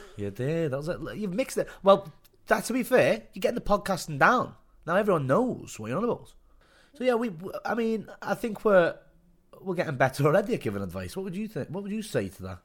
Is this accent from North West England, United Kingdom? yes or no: yes; Liverpool, North West England, United Kingdom; now in south coast, England; I'm from Liverpool.